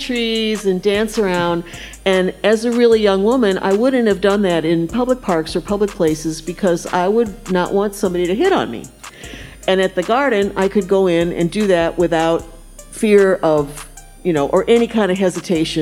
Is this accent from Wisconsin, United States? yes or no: yes; Wisconsin, United States; now in St. Louis, United States; I didn't grow up here. I grew up in Wisconsin.